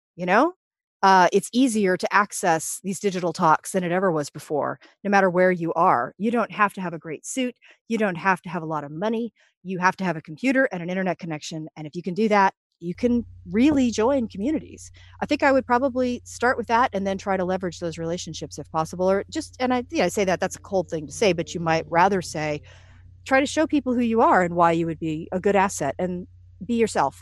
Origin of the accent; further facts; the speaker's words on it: United States; being an American